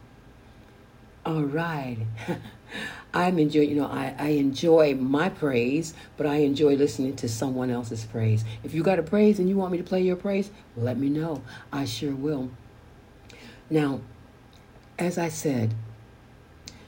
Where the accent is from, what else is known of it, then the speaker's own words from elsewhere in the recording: San Francisco, California, United States; San Francisco, California, my hometown